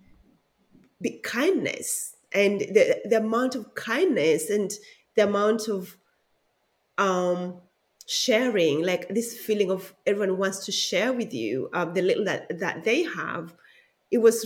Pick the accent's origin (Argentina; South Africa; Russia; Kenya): Kenya; Siaya, Siaya County; now in Melbourne, Australia; I was born in Kenya in a small town called Siaya